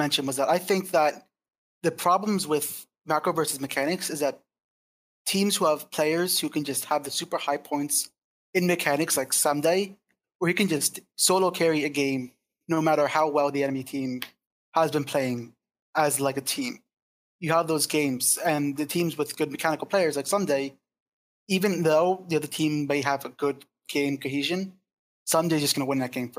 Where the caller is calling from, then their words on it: State College, Pennsylvania, United States; State College.